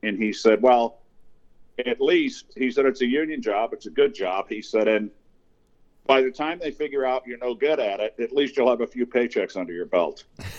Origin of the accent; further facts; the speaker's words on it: Fall River, Massachusetts, United States; I was born where I live now in Fall River, Massachusetts. It's a post-industrial city of about 90,000, but I was born in 1957